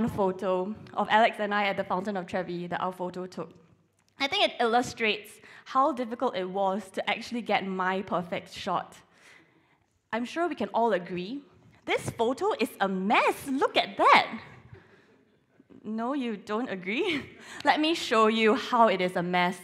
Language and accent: English; Singapore; moved away as an adult; now in Sheffield, United Kingdom; I'm originally from Singapore